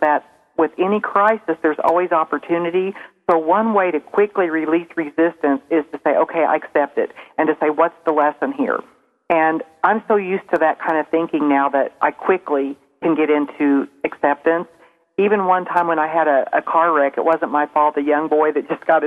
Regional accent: Springfield, Missouri, United States; accent: southern; I'm from Springfield, Missouri, and I probably sound a little more southern than everyone here

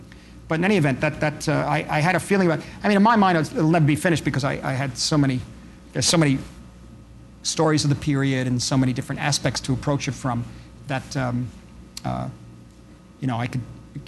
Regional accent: New York City, New York, United States; when I grew up on Elizabeth Street, there were a few wooden buildings left on Elizabeth.

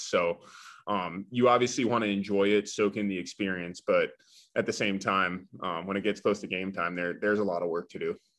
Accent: Florida, United States; moved away as an adult; I'm from Florida, and when I was in high school, I, I wanted to play for a Florida school

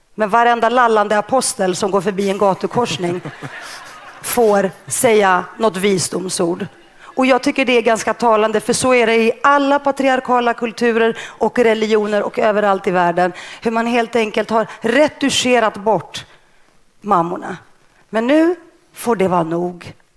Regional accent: Stockholm, Stockholm County, Sweden; first language Greek; Swedish is a second language; när jag kom till Sverige, jag var väl sex år, när jag kom till Rinkeby och växte upp i ett hem utan böcker

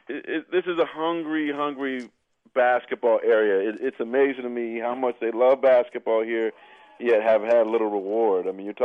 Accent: Bay Area, California, United States; I grew up in the Bay Area.

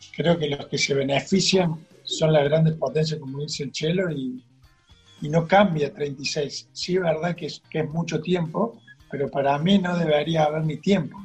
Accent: Argentina; somos todos argentinos, nacido acá

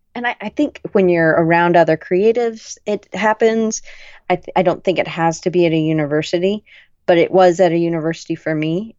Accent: the South, United States; I grew up in the South. I never really felt like I fit in. I was a little too loud for a good Southern girl

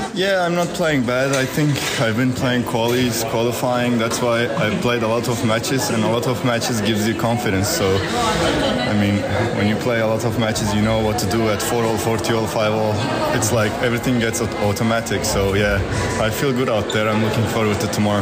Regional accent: Izmir, Turkey; we played in Turkey. It was my hometown

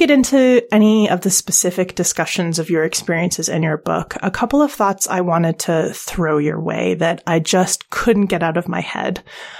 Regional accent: Canada; now in United Kingdom; I'm Canadian, and now I live in the UK

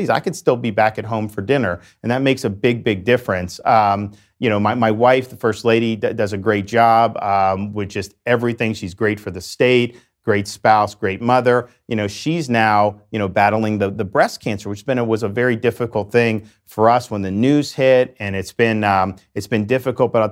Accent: Dunedin, Florida, United States; I grew up in West Central Florida in a town called Dunedin in Pinellas County, the Tampa Bay area

